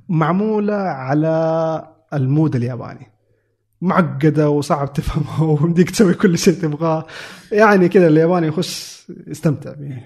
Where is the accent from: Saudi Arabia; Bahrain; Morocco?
Saudi Arabia; moved away as an adult; now in Japan; عندنا في السعودية